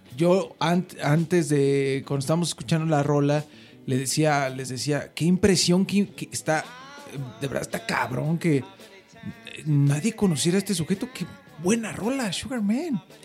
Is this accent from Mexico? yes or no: yes; Mexico; soy mexicano